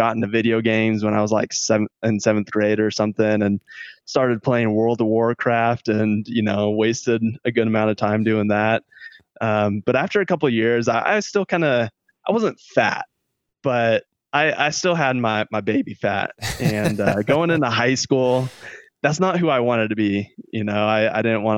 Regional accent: Stockton, California, United States; I'm from Stockton, California, born and raised there

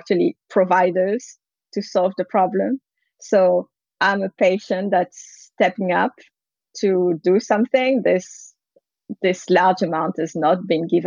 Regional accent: France; also born or lived in San Francisco, United States; now in Menlo Park, United States; I grew up in France

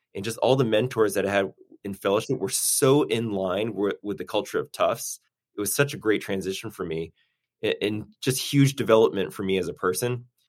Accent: Newton, Massachusetts, United States; also born or lived in Boston; now in Burbank, United States; born and raised in Boston, grew up in Newton, Massachusetts

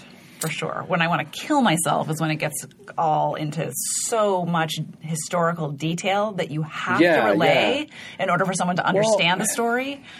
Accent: Montana, United States; moved away; About growing up in Montana and skiing.

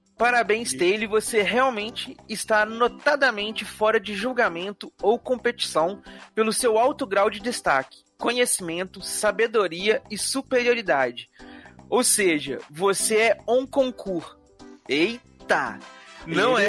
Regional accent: Rio de Janeiro, Brazil; sou do Rio de Janeiro

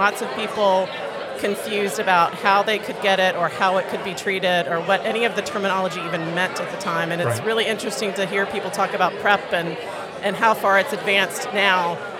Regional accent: North Carolina, United States; Originally, I'm from North Carolina.

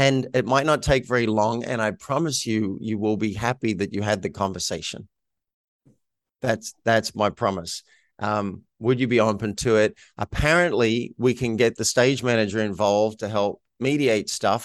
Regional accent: Australia; moved away; that wasn't what I grew up in in Australia

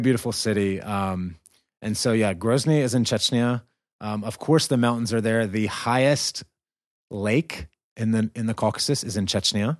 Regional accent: American South, United States; accent: southern; my southern accent

